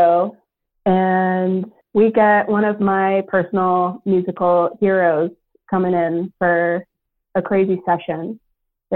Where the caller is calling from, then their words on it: Los Angeles, California, United States; I'm calling from Los Angeles